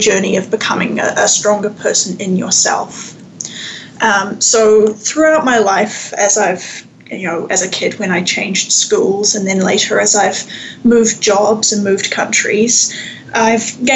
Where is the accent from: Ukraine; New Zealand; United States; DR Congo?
New Zealand; Wellington; moved away as an adult; also born or lived in Victoria, Canada; now in Canada; I grew up in Aotearoa, New Zealand, in the capital city of Wellington, and I moved to Canada in my early 20s